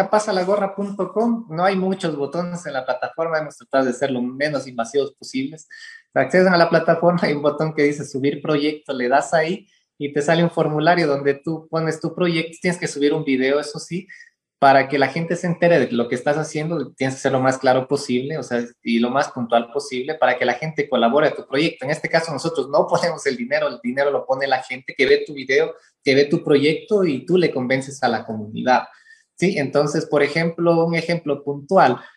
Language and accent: Spanish; Ecuador; como los ecuatorianos mismos decimos